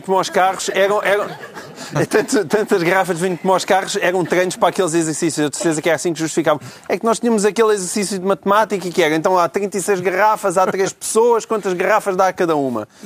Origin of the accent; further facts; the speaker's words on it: Portugal; como português